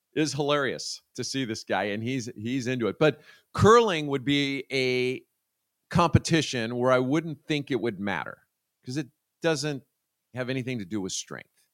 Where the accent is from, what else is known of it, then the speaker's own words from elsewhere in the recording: United States; As an American